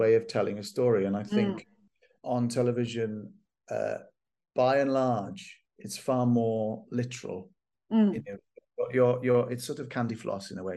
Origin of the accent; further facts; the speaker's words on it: Welsh, Wales, United Kingdom; I am Welsh